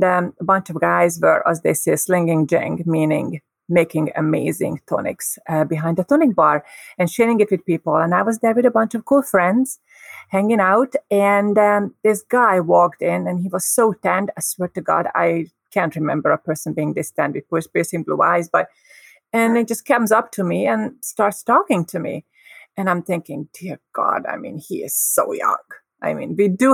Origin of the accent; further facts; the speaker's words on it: Hungary; moved away; I grew up in Hungary